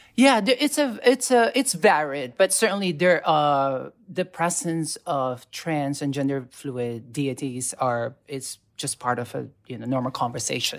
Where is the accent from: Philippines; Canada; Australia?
Philippines; moved away as an adult; now in New York City, United States; born and raised in the Philippines and then I moved to New York City in two thousand five